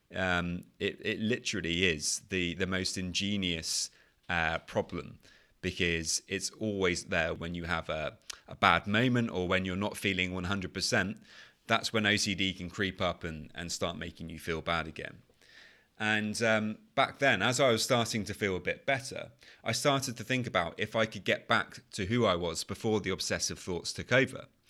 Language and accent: English; United Kingdom; accent: British; as you can probably tell from my British accent, I'm from the U K.